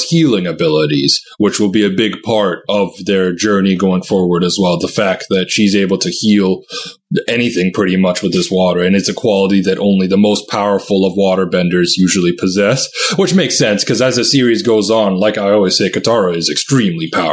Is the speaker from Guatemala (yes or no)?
no; Vancouver, British Columbia, Canada; I grew up in Vancouver